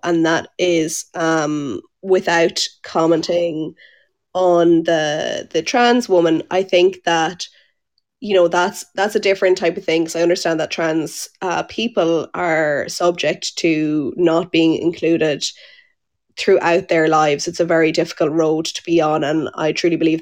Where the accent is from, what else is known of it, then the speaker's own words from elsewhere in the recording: Tipperary, Munster, Ireland; moved away as an adult; now in Monaghan, Ireland; I'm from Tipperary. I just live here for the last few years